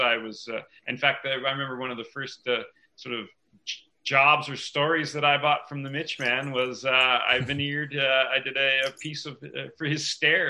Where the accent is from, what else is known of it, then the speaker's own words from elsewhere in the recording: Ontario, Canada; moved away as an adult; also born or lived in Whistler, British Columbia; I was born and raised in Ontario. My folks moved around quite a bit. I moved to Whistler when I was 18.